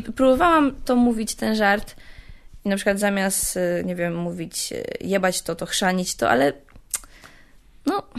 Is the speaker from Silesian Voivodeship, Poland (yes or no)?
yes; Częstochowa, Silesian Voivodeship, Poland; Z Częstochowy